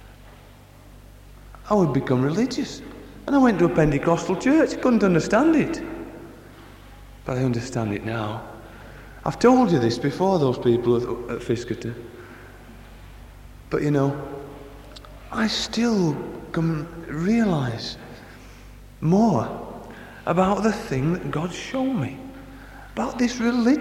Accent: Barnsley, Yorkshire and the Humber, United Kingdom; I come from Barnsley as well

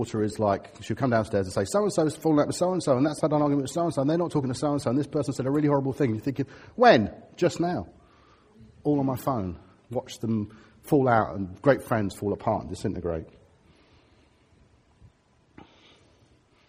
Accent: Harrow, London, United Kingdom; I'm from Harrow

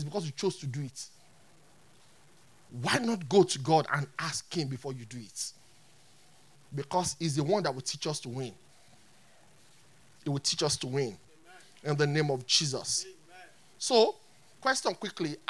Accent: Nigeria; I'm a Nigerian.

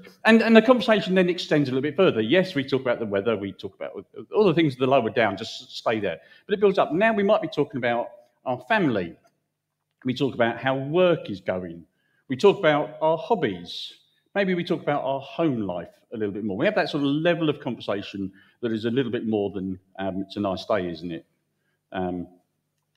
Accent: United Kingdom; we're British

